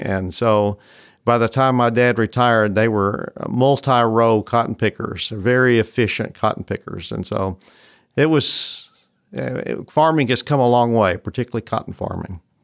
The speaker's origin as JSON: {"language": "English", "town": "Memphis", "region": "Tennessee", "country": "United States", "tie": "born or raised there", "said": "I grew up in Memphis, which is not really a, what you'd call a cotton area, but I was the first generation to grow up in the city"}